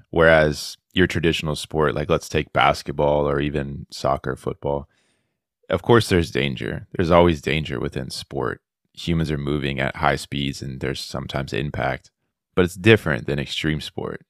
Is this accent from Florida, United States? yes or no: yes; South Florida, United States; moved away as an adult; now in Auburn, Alabama, United States; I'm originally from South Florida, David, but I'm now in Auburn, Alabama, here at Auburn University